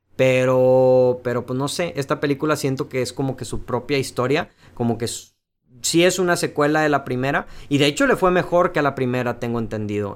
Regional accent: Mexico; somos mexicanos

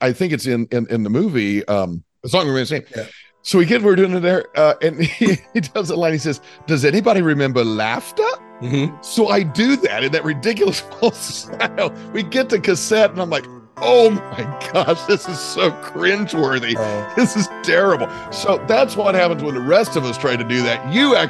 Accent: Southern Indiana, United States; I'm from Southern Indiana.

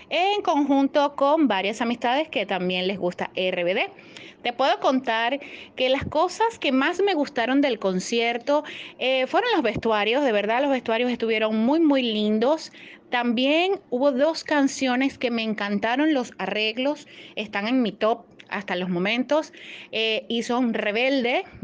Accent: Maracaibo, Zulia, Venezuela; de Venezuela, específicamente Maracaibo

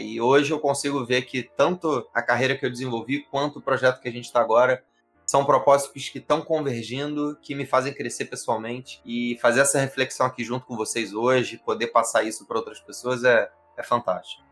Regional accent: Rio de Janeiro, Brazil; eu sou do Rio

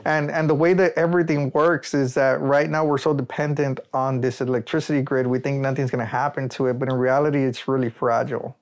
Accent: Rio Grande Valley, Texas, United States; I'm proud to say that I'm from the Rio Grande Valley

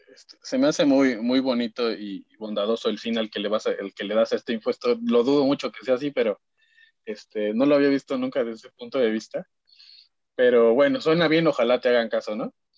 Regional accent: Mexico; como mexicanos

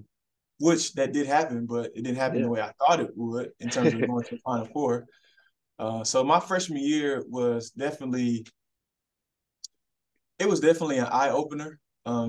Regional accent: Huntsville, Alabama, United States; moved away as an adult; Huntsville, Alabama, because that's where I'm from

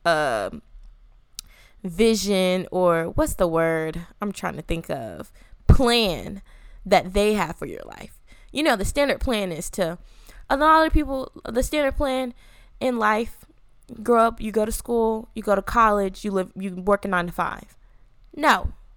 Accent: Atlanta, Georgia, United States; moved away as an adult; I'm from Atlanta. I'm a city girl

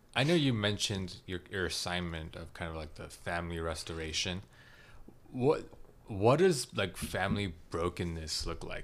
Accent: United States; I grew up in America without any cousins

